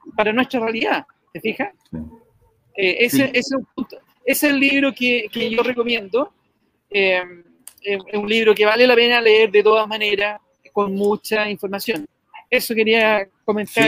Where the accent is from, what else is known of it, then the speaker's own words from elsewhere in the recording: Chile; somos los chilenos